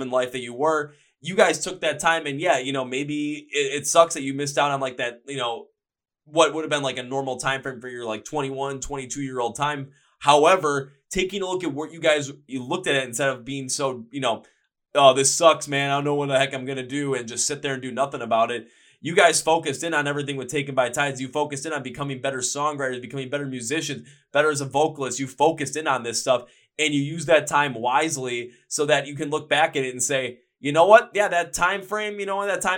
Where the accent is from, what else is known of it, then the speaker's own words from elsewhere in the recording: Wisconsin, United States; I'm from Wisconsin